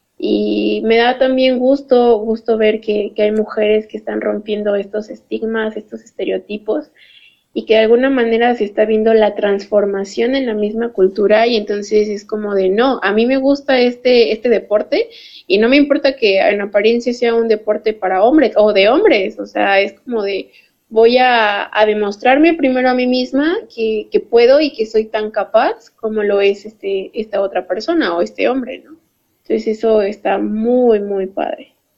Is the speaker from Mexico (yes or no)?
yes; Mexico; nosotros como mexicanos